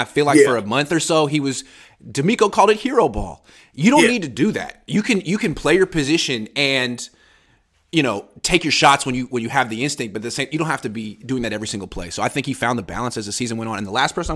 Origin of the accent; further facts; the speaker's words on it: the Bay Area, California, United States; I'm from the Bay